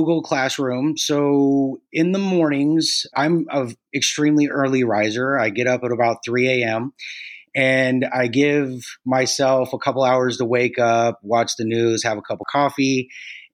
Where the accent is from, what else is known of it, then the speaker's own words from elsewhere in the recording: Santa Cruz, California, United States; also born or lived in Mountain View, California / Scotts Valley, California; So I've been in Santa Cruz. I grew up in Santa Cruz